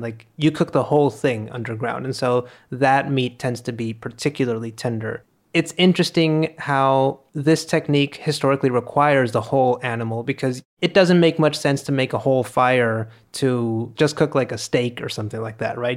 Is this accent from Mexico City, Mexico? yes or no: no; Monterrey, Nuevo León, Mexico; We're recording this in Monterrey, in my hometown